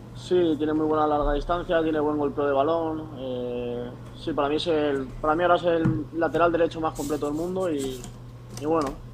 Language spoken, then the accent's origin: Spanish; Palma, Balearic Islands, Spain; moved away as an adult; yo justamente soy de Palma de Mallorca